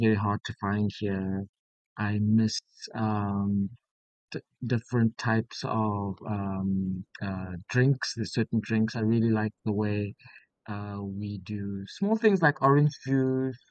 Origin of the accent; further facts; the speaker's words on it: South Africa; moved away as an adult; now in Beppu, Japan; I'm from South Africa, so we have a very temperate climate